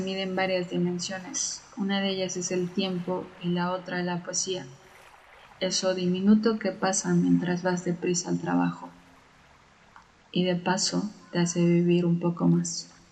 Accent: Mexico City, Mexico; tengo 29 años y soy de la Ciudad de México.

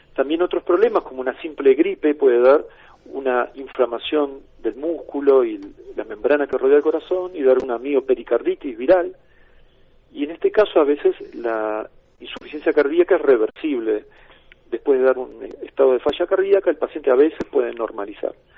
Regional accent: Argentina; como Buenos Aires, en mi país

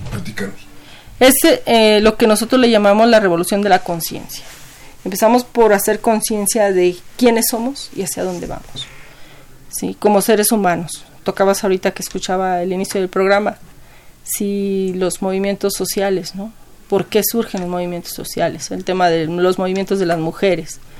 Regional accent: Ecatepec, State of Mexico, Mexico; Yo soy de Catepec.

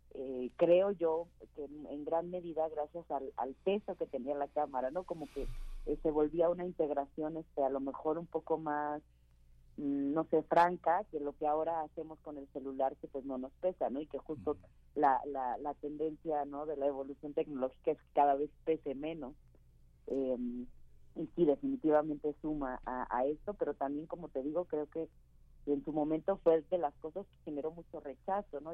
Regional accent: Mexico; also born or lived in London; tuve que salir de México

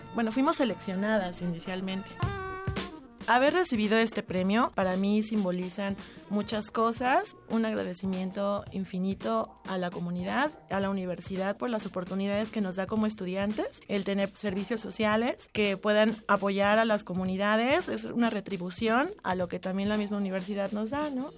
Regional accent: Mexico City, Mexico; Yo nací aquí en la Ciudad de México el 18 de mayo de 1989

